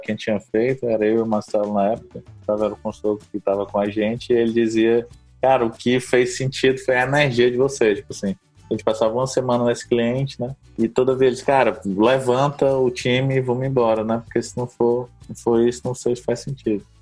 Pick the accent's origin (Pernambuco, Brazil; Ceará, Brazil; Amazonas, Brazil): Ceará, Brazil; Sobral; also born or lived in Fortaleza; now in São Paulo, Brazil; eu lembro bem quando eu saí lá de Sobral, né? Pra vir morar em Fortaleza e depois mais em São Paulo